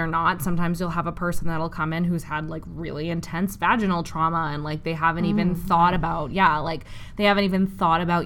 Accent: Western Canada, Canada; I'm from Western Canada.

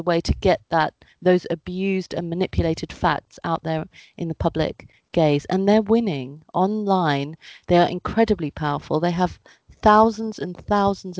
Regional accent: United Kingdom; I am of Indian heritage. My parents were born in India. I was born in the UK.

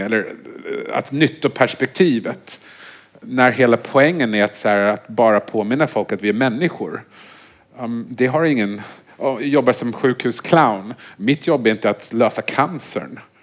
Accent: Vancouver, British Columbia, Canada; moved away; jag är uppvuxen i Vancouver

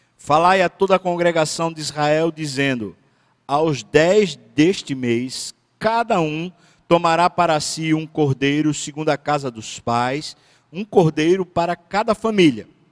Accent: Brazil; Eu moro aqui. Eu sou brasileiro

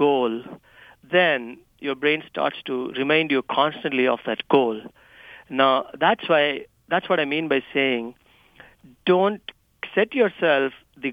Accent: India; accent: Indian; my Indian accent

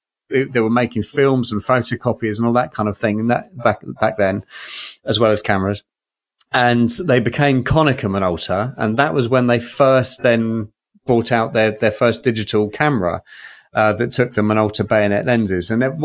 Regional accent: United Kingdom; So one of my strange, as a Brit, right, who doesn't play hockey, doesn't play American football, doesn't even understand it.

